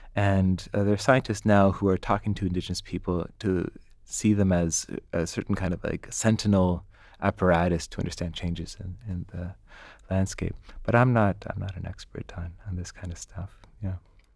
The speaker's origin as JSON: {"language": "English", "country": "Canada", "said": "I'm Canadian"}